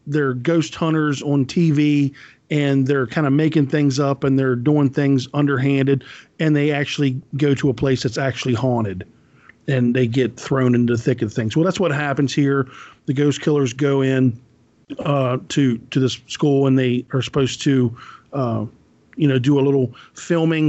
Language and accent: English; United States; me as American